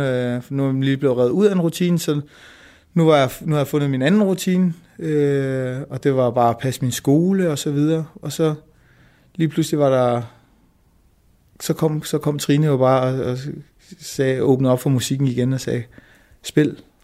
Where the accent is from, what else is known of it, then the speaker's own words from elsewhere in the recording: Denmark; min mor var flytning og kom til Danmark, og jeg er født i Danmark